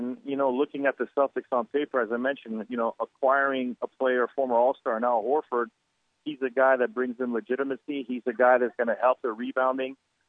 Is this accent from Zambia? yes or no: no; Canada; myself being a Canadian, growing up playing hockey at a high level.